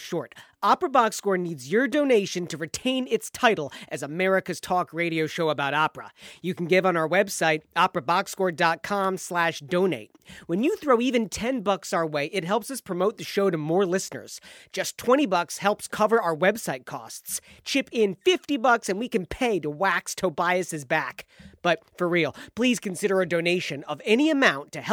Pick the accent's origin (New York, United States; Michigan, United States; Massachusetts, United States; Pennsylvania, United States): Michigan, United States; moved away; which is what I grew up in back in Michigan